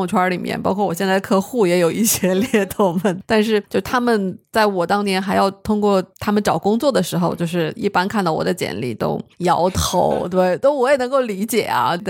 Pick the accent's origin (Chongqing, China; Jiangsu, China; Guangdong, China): Chongqing, China; moved away; also born or lived in Harbin; 我是重庆人。大学在哈尔滨念的，哈工大通信工程专业毕业的。